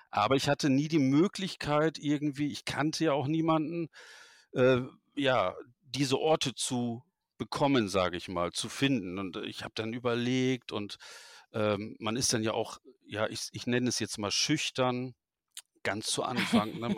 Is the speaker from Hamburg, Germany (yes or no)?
no; Wuppertal, North Rhine-Westphalia, Germany; Ähm, ich komme ja aus Wuppertal, das wissen die, die mir folgen, wissen es, weil ich das halt öffentlich auch kundtue, ist ja kein Geheimnis.